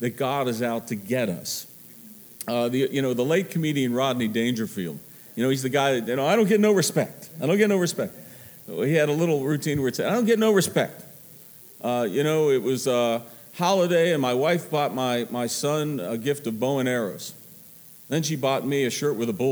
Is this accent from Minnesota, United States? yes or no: no; Pittsburgh, Pennsylvania, United States; I'm from Pittsburgh